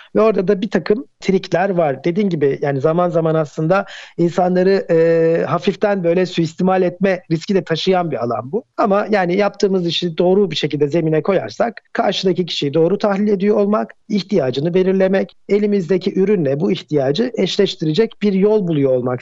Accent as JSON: {"language": "Turkish", "region": "Ankara", "country": "Turkey", "tie": "born or raised there", "moved": "as an adult", "lives_now": "Istanbul, Turkey", "said": "Ben Ankara'da doğdum."}